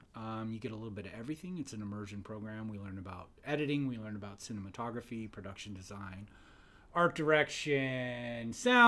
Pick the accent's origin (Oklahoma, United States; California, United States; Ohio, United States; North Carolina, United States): California, United States; Santa Clara; moved away as an adult; I was born in Santa Clara, California.